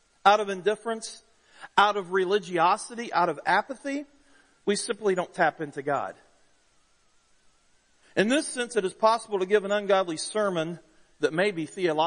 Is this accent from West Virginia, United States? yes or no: yes; West Virginia, United States; I'm from West Virginia where it's holy